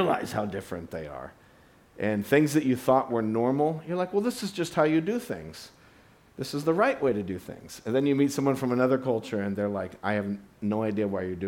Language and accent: English; United States; me as an American